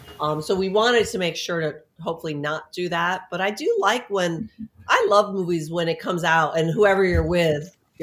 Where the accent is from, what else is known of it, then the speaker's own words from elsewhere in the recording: New York City, New York, United States; now in Florida, United States; I grew up in New York City